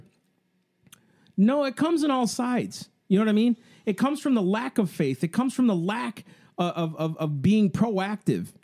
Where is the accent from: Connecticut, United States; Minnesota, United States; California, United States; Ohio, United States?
Minnesota, United States; Sleepy Eye; I grew up in Sleepy Eye, Minnesota